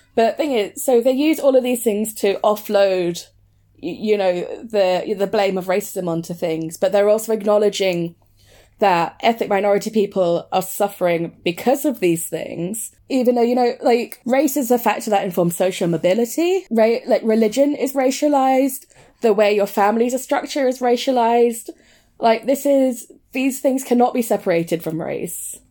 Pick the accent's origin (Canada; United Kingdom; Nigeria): United Kingdom; also born or lived in Brent, London / Leicester; it's either Brent or Leicester, and I grew up in both